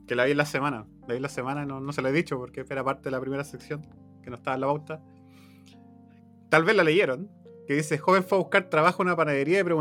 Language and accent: Spanish; Chile; soy chileno.